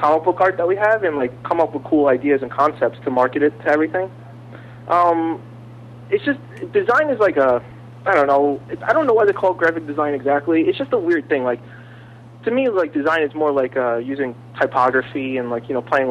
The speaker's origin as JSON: {"language": "English", "town": "New York City", "region": "New York", "country": "United States", "tie": "born or raised there", "also_born_or_lived": "Staten Island, New York / Madison, New Jersey", "said": "I grew up in Brooklyn"}